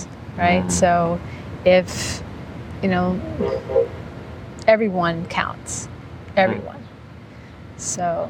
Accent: Massachusetts, United States; moved away as an adult; now in Hollywood, Florida, United States; I'm actually from Massachusetts.

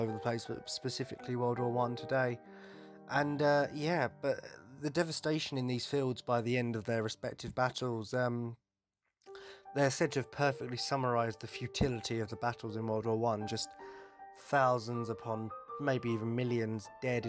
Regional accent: United Kingdom; I'm British

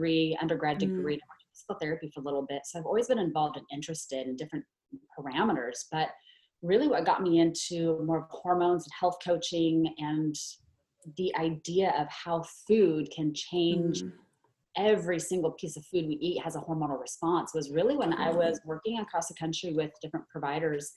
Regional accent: Oregon, United States; I was born and raised actually in Oregon

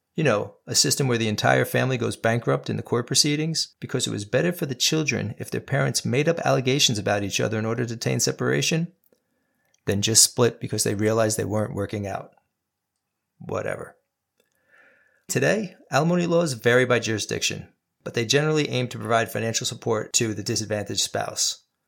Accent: New York, United States; my home state of New York

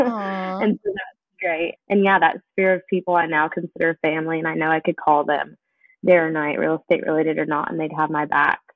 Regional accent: Southern California, United States; moved away as an adult; now in Kentucky, United States; I was born and raised in Southern California on an Air Force base

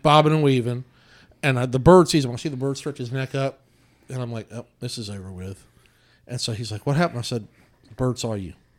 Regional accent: Odessa, United States; I grew up in Odessa, it was just full of turkeys

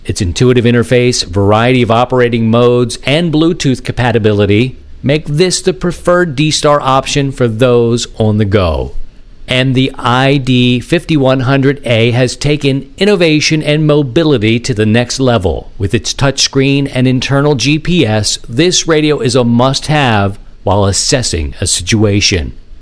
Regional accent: Baltimore, Maryland, United States; Born and raised in Baltimore

